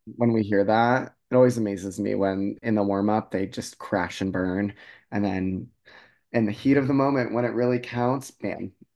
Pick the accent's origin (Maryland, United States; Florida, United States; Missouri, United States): Florida, United States; I was raised in Florida.